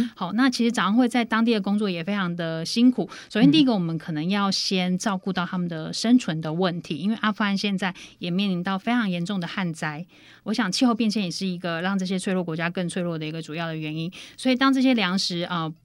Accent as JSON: {"language": "Chinese", "country": "Taiwan", "said": "我们台湾这么小的一个地方"}